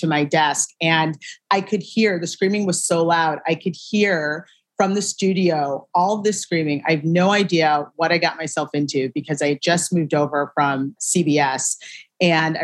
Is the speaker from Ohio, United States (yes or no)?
yes; Shaker Heights, Ohio, United States; moved away as an adult; also born or lived in New York; I am from a town called Shaker Heights, Ohio. It's right mm-hmm. outside of Cleveland, born and raised.